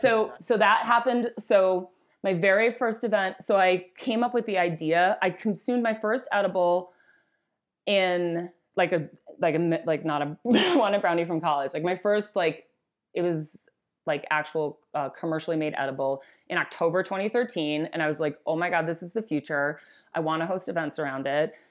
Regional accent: Wisconsin, United States; I grew up in Wisconsin

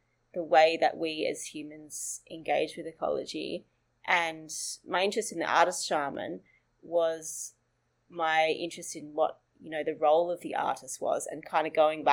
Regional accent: northern New South Wales, Australia; now in Sydney, Australia; that's up in northern New South Wales, where I grew up

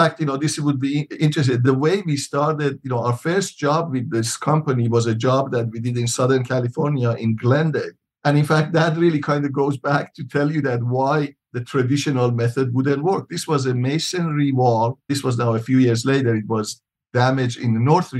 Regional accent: Iran; moved away as an adult; also born or lived in Michigan, United States; now in Tucson, United States; I'm originally from Iran. I came to U.S. after high school back in 1972

